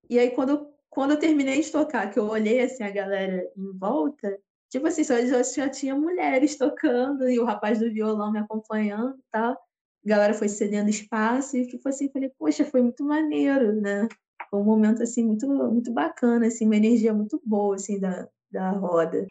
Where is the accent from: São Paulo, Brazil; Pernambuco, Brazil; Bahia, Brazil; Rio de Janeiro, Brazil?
Rio de Janeiro, Brazil; sou do Rio de Janeiro, sou carioca